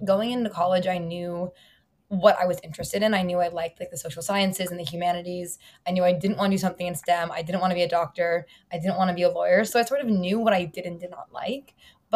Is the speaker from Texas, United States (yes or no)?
no; Columbus, Ohio, United States; now in New York City, United States; I'm from Columbus, Ohio originally, and I'm calling in from New York City.